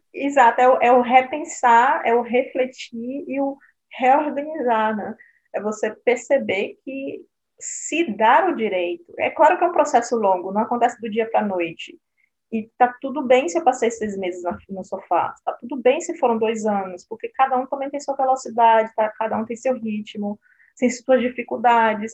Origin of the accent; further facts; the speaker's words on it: Brazil; moved away as an adult; now in Berlin, Germany; eu nasci no Brasil, vim do Brasil para cá com 28 anos